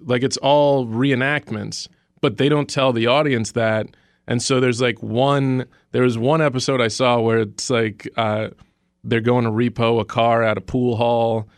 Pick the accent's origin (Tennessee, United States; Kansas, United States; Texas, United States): Texas, United States; Dallas; I grew up in Dallas, Texas